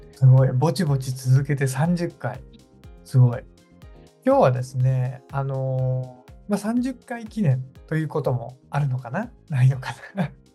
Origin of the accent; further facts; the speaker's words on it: Nagasaki, Japan; moved away; also born or lived in Kumamoto; 故郷の長崎ですね